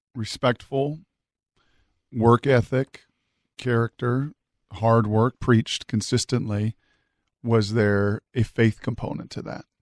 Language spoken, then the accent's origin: English; Washington, United States; I grew up in Washington